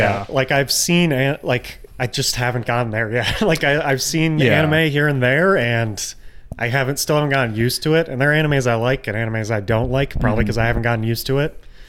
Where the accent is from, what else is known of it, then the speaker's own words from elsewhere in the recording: United States; I'm an American